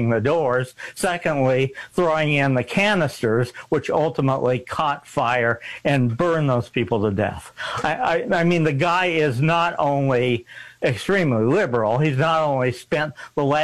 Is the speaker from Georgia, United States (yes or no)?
no; Missouri, United States; moved away; I was born in Missouri. I was educated in Missouri